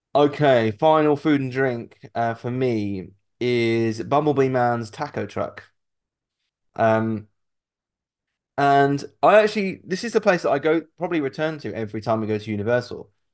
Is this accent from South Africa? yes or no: no; United Kingdom; we're British